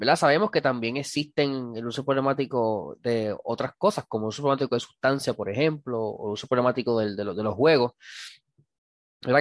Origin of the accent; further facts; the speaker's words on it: Cidra, Puerto Rico; como decimos en, Sidra, en mi pueblo